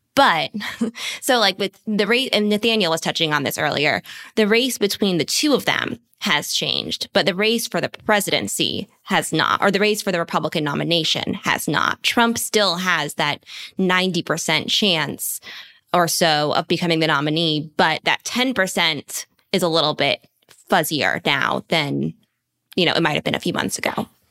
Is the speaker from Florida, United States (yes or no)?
no; Bethesda, Maryland, United States; that is my hometown